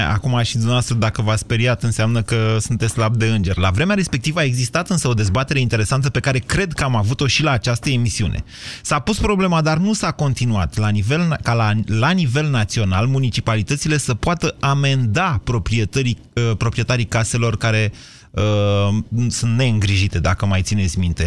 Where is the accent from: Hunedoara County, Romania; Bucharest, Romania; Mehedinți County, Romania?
Mehedinți County, Romania; Drobeta-Turnu Severin; pe noi severineni